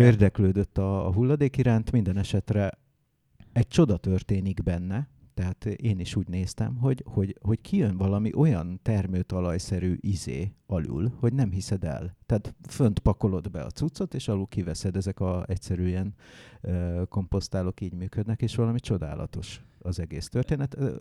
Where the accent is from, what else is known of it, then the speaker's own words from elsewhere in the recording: Hungary; én bár vidéki gyerek vagyok